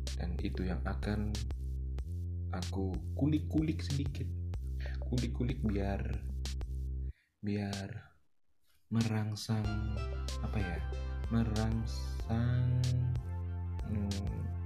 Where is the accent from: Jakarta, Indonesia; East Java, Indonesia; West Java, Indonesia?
East Java, Indonesia; Batu; now in Mojokerto, Indonesia; lahir di kota Batu Malang